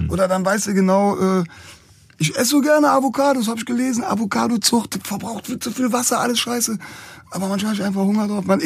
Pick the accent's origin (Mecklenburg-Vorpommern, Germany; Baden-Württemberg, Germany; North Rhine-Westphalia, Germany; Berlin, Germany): North Rhine-Westphalia, Germany; Cologne; da sind wir als Kölner schon ziemlich im Fokus.